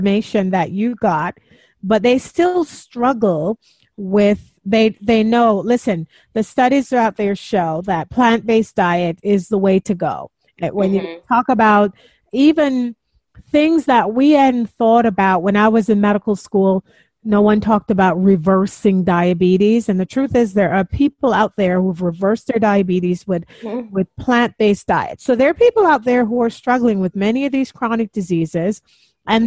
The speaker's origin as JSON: {"language": "English", "country": "Jamaica", "said": "I'm Jamaican also"}